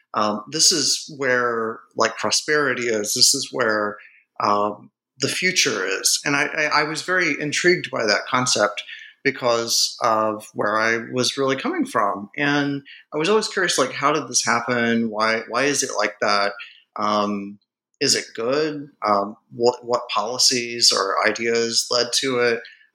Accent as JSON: {"language": "English", "town": "Gastonia", "region": "North Carolina", "country": "United States", "tie": "born or raised there", "also_born_or_lived": "West Virginia / Indiana", "said": "I grew up in Gastonia, North Carolina, which is kind of like a sort of aging textile town."}